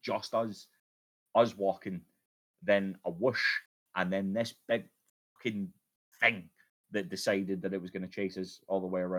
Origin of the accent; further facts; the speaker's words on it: Scotland, United Kingdom; especially with my accent, I have this thing where I can't really control the volume of my voice all that well. It's a common problem for Scottish men